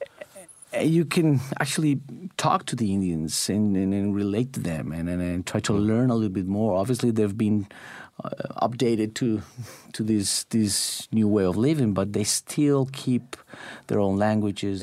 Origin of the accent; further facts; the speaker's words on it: Medellín, Antioquia, Colombia; moved away as an adult; now in Oakville, Canada; Medellin, which is my hometown.